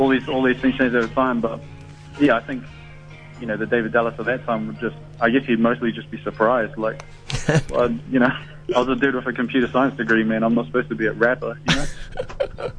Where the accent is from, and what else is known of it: New Zealand; born or raised there